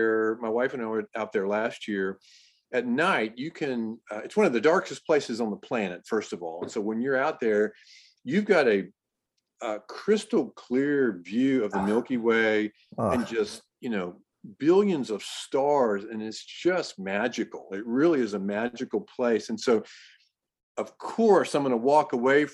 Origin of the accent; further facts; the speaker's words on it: Richardson, Texas, United States; also born or lived in Irving, Texas; I grew up in Richardson, really. We lived in, when we first moved to Texas, we moved to Irving, but that was for a short period of time. So okay. I really grew up in Richardson